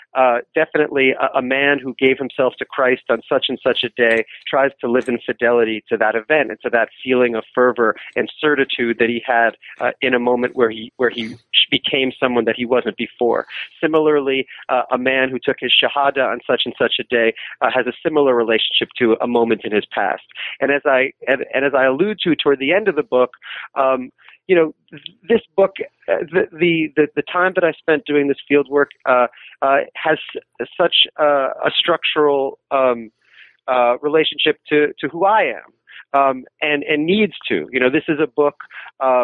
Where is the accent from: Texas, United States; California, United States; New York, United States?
New York, United States; New York City; I'm from New York City